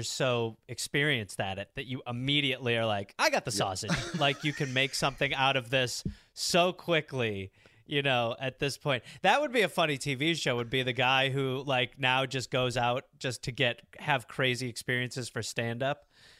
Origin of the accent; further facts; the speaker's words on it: England, United Kingdom; I had to go to the dentist because I'm English.